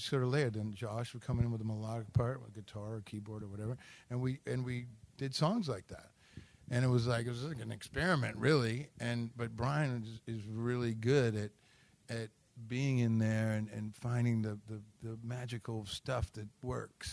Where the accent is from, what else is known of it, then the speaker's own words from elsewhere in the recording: Detroit, Michigan, United States; moved away; a hometown boy like me